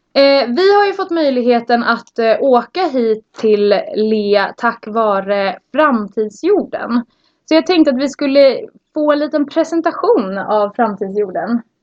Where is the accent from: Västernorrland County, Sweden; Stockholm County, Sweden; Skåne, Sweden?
Stockholm County, Sweden; a small village outside Norrtälje; kommer från eh, en liten by utanför Norrtälje